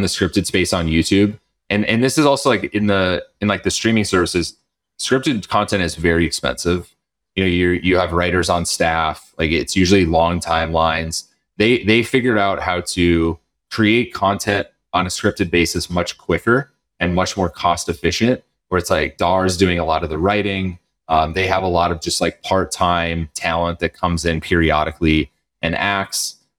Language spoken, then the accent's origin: English; North Dakota, United States; moved away; I am from North Dakota.